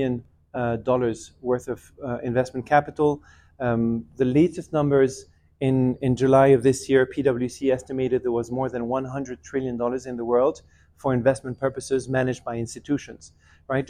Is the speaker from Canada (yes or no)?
no; Geneva, Switzerland; I grew up in Geneva, but my family's originally from Bolivia on my mother's side in Latin America, and Iran in the Middle East from on my father's side.